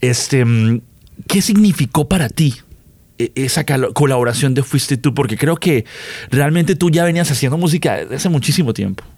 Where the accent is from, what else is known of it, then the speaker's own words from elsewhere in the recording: Colombia; yo soy colombiano